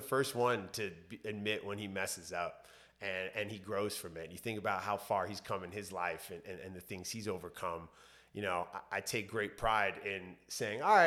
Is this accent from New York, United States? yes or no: yes; New York, United States; moved away as an adult; also born or lived in Los Angeles; growing up in New York, living my adult life in Los Angeles